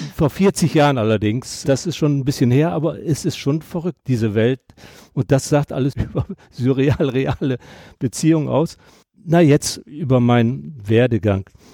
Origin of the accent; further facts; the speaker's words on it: Delmenhorst, Lower Saxony, Germany; moved away as an adult; also born or lived in Rhineland; ich komme aus Delmenhorst, bin Norddeutscher